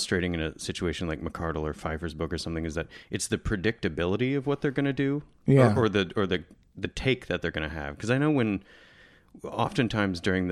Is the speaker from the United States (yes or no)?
yes; Michigan, United States; I used to work in this place open in my hometown in Michigan.